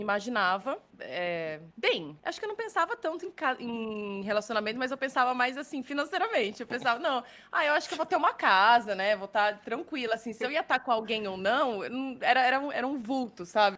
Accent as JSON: {"language": "Portuguese", "country": "Brazil", "moved": "as an adult", "lives_now": "Dublin, Ireland", "said": "sete, oito anos que eu saí de casa, do Brasil, né? Que eu saí do Brasil"}